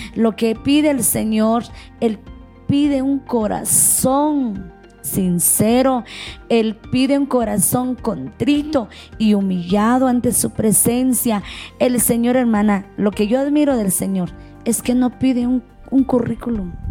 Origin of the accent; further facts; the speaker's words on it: Nahualá, Sololá, Guatemala; yo soy de Nahualá, Solola Guatemala, Centroamérica.